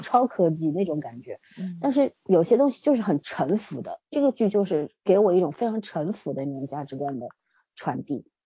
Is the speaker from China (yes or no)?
yes; China; 我们中国人